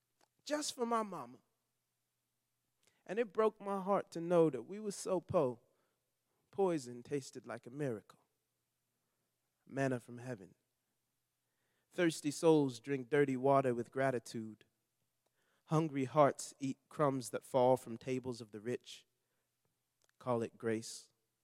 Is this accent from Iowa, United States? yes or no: no; Long Beach, California, United States; because I grew up in Long Beach, California.